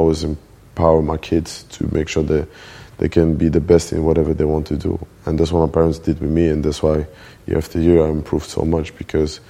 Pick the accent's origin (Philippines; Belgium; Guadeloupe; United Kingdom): Belgium; Antwerp, Flanders; moved away; also born or lived in Brussels / Molenbeek; I was born in Belgium, born in Antwerp